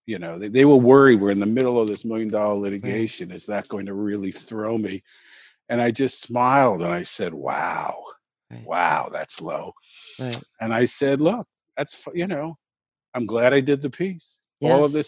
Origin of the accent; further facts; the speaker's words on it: New York, United States; I'm a New Yorker.